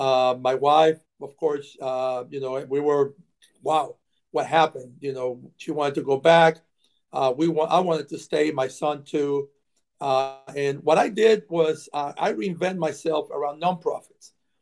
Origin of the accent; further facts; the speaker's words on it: San Juan, Puerto Rico; moved away as an adult; now in Gwinnett County, United States; Well, I'm born and raised in San Juan, Puerto Rico. Moved to Georgia in 1995 as a corporate transfer. Moved with my wife. My son was 10 at the time. So we moved here.